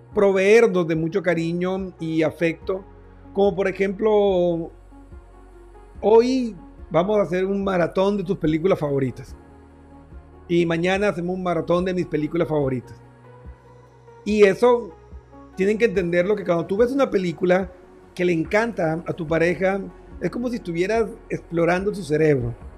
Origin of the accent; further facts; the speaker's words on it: Barranquilla, Atlántico, Colombia; mi tierra hermosa Barranquilla